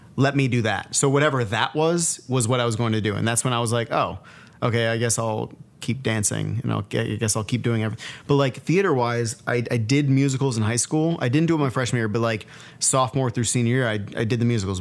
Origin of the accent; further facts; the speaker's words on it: Buffalo, New York, United States; Growing up in Buffalo